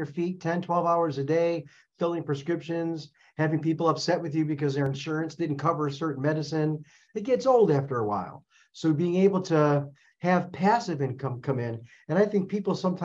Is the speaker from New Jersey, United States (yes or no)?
no; Chicago, Illinois, United States; moved away as an adult; also born or lived in St. Louis, Missouri; now in Arizona, United States; Born and raised in Chicago, went to school in St. Louis, couldn't stand the cold weather anymore. So now I reside in Arizona